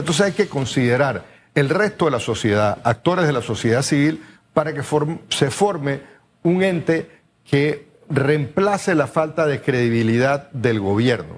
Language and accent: Spanish; Panama